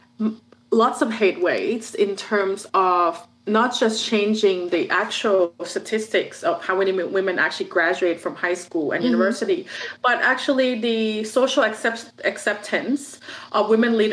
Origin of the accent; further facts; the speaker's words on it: Thailand; I'm originally from Thailand